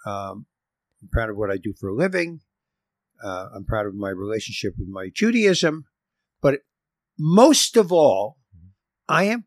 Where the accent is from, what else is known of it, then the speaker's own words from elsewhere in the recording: New York City, New York, United States; moved away; because I come from New York City.